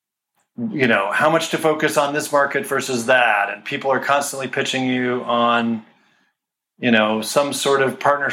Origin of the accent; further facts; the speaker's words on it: Colorado, United States; moved away as an adult; now in California, United States; I grew up in Colorado, and I came out to California after grad school